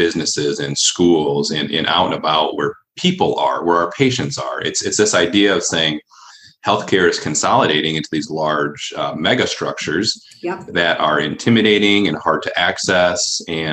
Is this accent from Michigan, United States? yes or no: yes; Allegan, Michigan, United States; also born or lived in Grand Rapids, Michigan; So I grew up in Allegan, just south here of Grand Rapids, and found my way up to the city through college